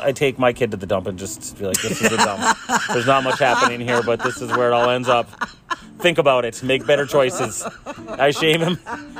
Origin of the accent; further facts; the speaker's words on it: Chassel, Michigan, United States; I grew up in Chassel